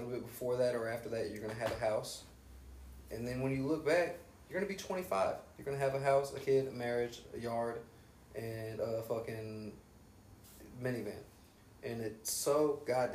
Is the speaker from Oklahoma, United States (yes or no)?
no; Xenia, Ohio, United States; moved away as an adult; also born or lived in Texas; when I go back to Xenia